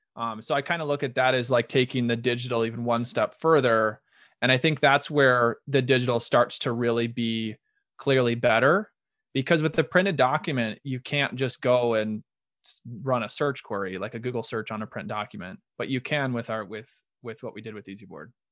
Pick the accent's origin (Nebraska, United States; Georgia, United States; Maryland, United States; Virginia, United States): Nebraska, United States; Omaha; moved away as an adult; now in Rochester, United States; I'm originally from Omaha, Nebraska and moved to Minnesota um, for love to get married